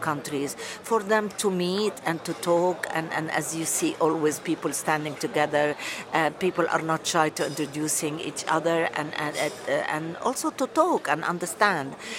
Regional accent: Lebanon; now in United Kingdom; I'm Lebanese British. I've been living in the UK for 42 years.

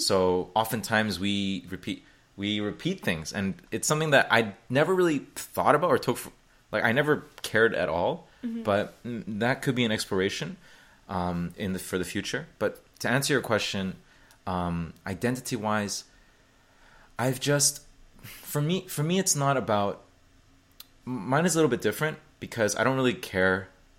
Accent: Hong Kong; born there; also born or lived in Indonesia / Taiwan / Beijing, China; So people here probably know this already, but I was born in Hong Kong, and I've lived in, when I say live, I'm going to say like over a year, let's say. So then in that case, I would consider Indonesia, Taiwan, and Beijing primarily.

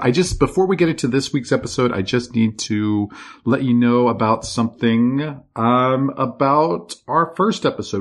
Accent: Virginia, United States; our house where we grew up in Virginia

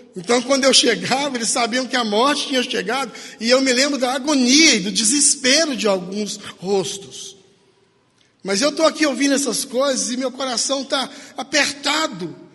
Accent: Paracatu, Minas Gerais, Brazil; moved away; onde eu nasci, em Paracatu. A gente era criança

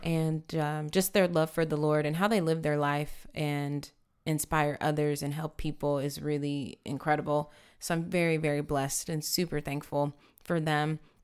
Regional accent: San Antonio, Texas, United States; I grew up here in San Antonio

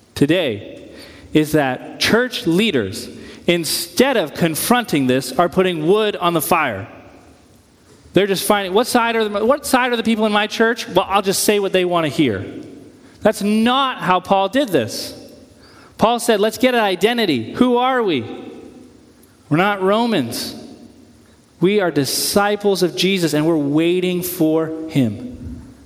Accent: United States; we're Americans. I like being an American

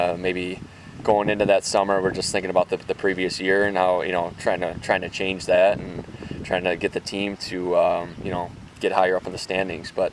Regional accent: Detroit, Michigan, United States; coming here to obviously be in my hometown

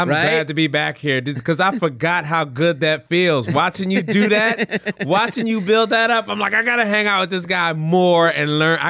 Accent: Philadelphia, Pennsylvania, United States; I grew up in Philly.

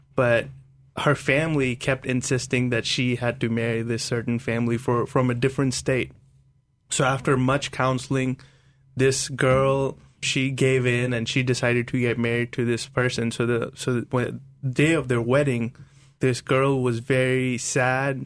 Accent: India; growing up in India as a Christian, it's not cool

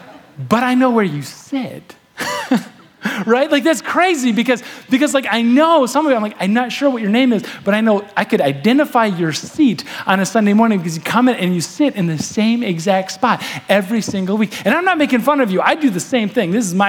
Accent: Manistee, Michigan, United States; I'm from Manistee.

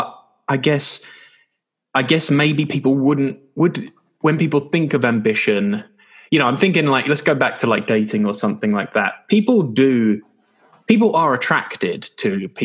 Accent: England, United Kingdom; we're English. So, you know, in England

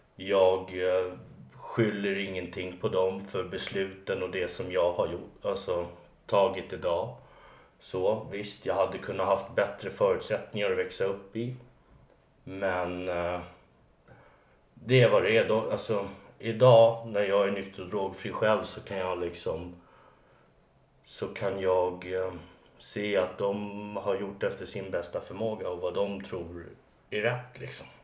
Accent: Alby, Stockholm County, Sweden; jag är uppvuxen i en förort som heter Alby.

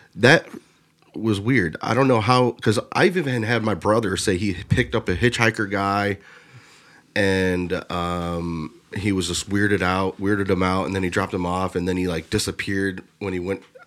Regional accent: Lorain, Ohio, United States; I'm from Lorraine

